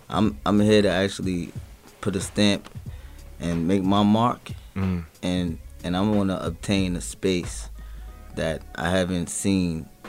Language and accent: English; Bronx, New York, United States; also born or lived in Brooklyn / Westchester; I grew up in the uptown area, in Bronx, and in and out of Westchester areas. You know, Yonkers, shout out to the Rough Riders.